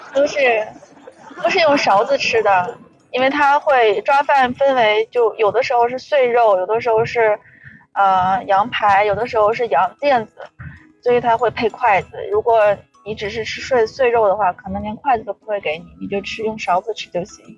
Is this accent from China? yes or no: yes; Bayannur, Inner Mongolia, China; 航井后旗吗？我们的老家。我们在我们老家